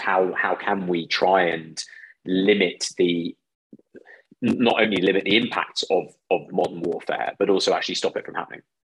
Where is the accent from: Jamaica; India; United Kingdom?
United Kingdom; a British citizen